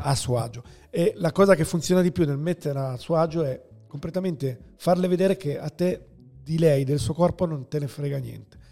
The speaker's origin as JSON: {"language": "Italian", "town": "Milan", "region": "Lombardy", "country": "Italy", "tie": "born or raised there", "also_born_or_lived": "Rome", "said": "io vivevo a Roma, perché sono nato a Milano, poi si sono trasferiti a Roma coi miei e, e poi ci siamo ritrasferiti a Milano"}